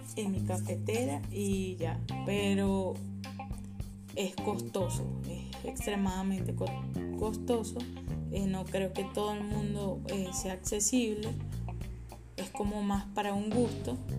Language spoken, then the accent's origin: Spanish; Guanare, Portuguesa, Venezuela; moved away as an adult; now in Santiago, Chile; soy de Guanar, Estado Portuguesa, Venezuela